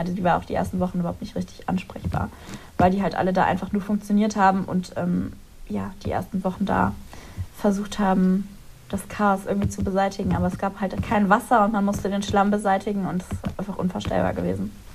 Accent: Ahr valley, Rhineland-Palatinate, Germany; moved away as an adult; also born or lived in Munich; now in Cologne, Germany; ich ziehe zurück in meine Heimat und die wurde zerstört

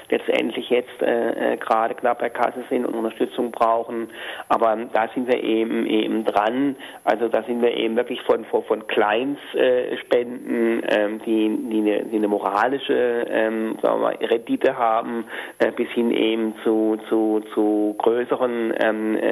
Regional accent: Hamburg, Germany; würde ich jetzt also als Hamburger an den Oberbürgermeister schreiben.

